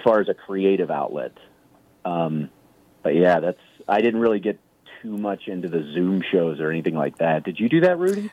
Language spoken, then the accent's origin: English; Kansas City, Missouri, United States; I grew up in Kansas City, which is where I started doing stand up